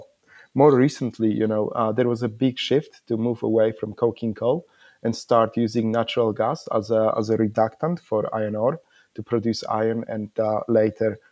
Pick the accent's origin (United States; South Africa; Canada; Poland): Poland; also born or lived in Iceland; now in Perth, Australia; I'm originally from Poland, but I'm based in Perth, Australia